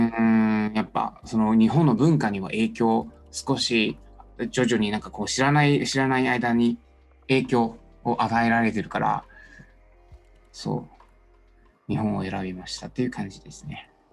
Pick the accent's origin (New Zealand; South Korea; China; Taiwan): China; Japanese is a second language; moved away as an adult; now in Japan; 中国では、うん、うん、経済の大学を通いました